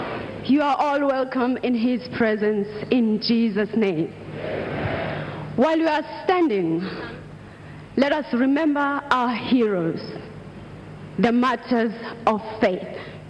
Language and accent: English; South Africa; also born or lived in Nigeria; I am from South Africa and Nigeria.